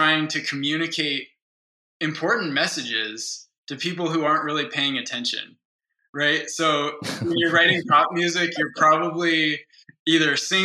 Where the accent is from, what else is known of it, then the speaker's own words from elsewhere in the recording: Boulder, Colorado, United States; moved away as an adult; also born or lived in Kyiv, Ukraine; I'm back in my hometown of Boulder